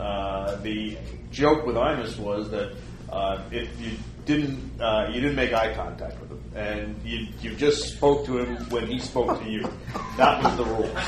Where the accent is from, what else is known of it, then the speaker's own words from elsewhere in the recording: New York City, New York, United States; I was a New York kid. I was born and raised in Brooklyn